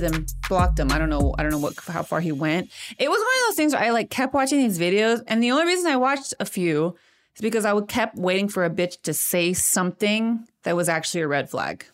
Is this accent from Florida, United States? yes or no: no; Modesto, California, United States; now in Chicago, United States; Modesto, California, my hometown